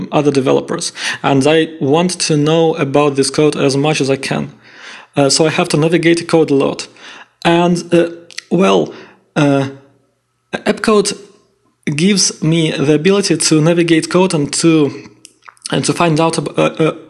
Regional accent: Saint Petersburg, Russia; English is a second language; I'm from Russia, from St. Petersburg

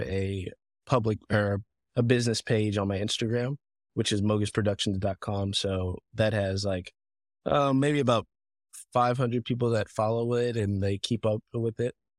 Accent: Fayetteville, Georgia, United States; also born or lived in Africa; I grew up in Fayetteville, Georgia

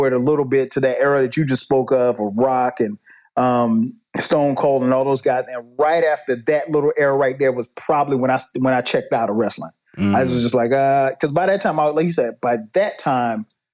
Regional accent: the South, United States; I'm from the South

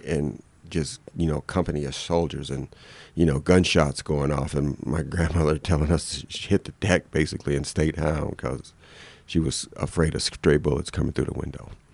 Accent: Detroit, Michigan, United States; moved away; I'm from Detroit

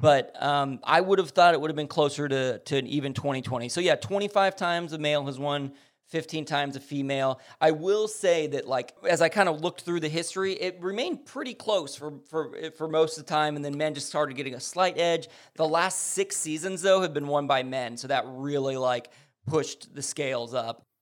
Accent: Lomita, California, United States; also born or lived in Los Angeles, California; my hometown and where I've spent most of my life is Lomita, California

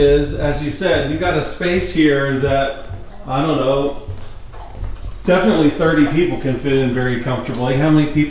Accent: United States; as an American

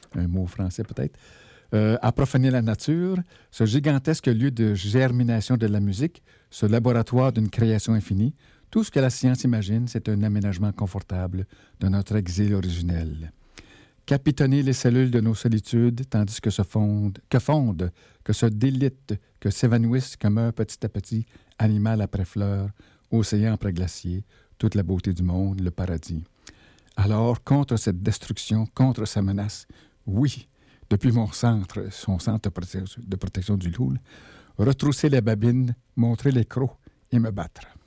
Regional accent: Val-d'Or, Quebec, Canada; also born or lived in Malartic; c'est chez nous, d'où je viens, euh, à Val-d'Or

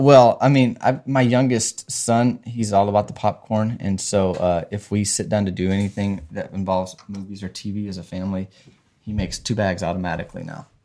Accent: Arkansas, United States; also born or lived in Southern California; now in California, United States; I'm from Arkansas first. I grew up in Arkansas

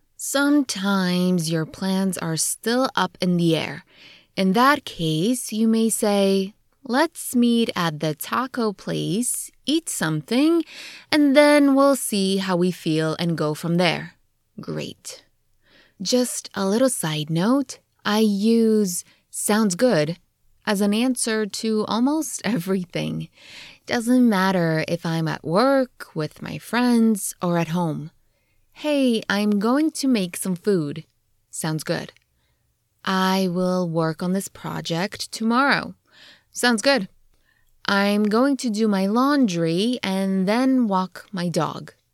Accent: New Jersey, United States; also born or lived in Poland; Since we grew up in New Jersey, we drive down to the Jersey Shore a lot

